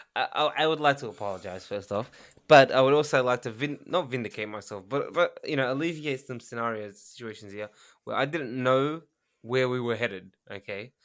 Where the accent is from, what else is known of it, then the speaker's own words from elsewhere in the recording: Australia; now in Japan; I'm Australian